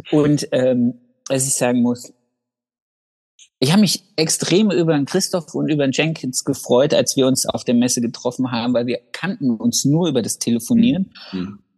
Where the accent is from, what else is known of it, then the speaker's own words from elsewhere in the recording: Thuringia, Germany; bei uns in Thüringen?